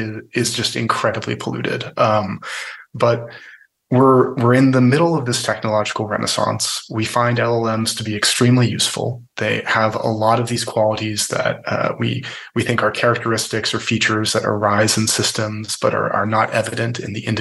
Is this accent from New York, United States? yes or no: no; the Bay Area, California, United States; I'm originally from the Bay Area